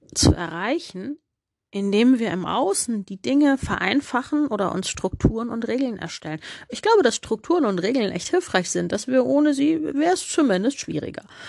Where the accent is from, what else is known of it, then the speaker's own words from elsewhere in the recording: Germany; als Deutsche